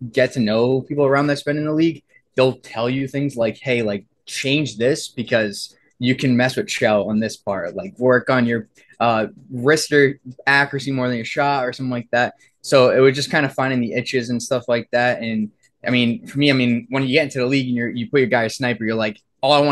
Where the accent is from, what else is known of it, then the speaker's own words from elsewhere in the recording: East Coast, United States; I mean, I grew up in the East Coast, so it's either you play it or you're surrounded by it.